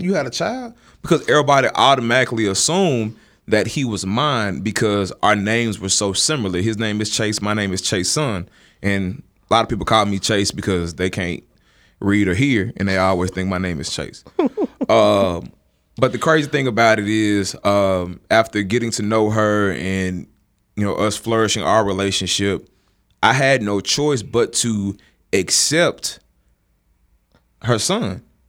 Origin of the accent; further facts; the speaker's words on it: Dallas, Texas, United States; moved away; also born or lived in Jackson, Mississippi; Dallas, where I'm originally from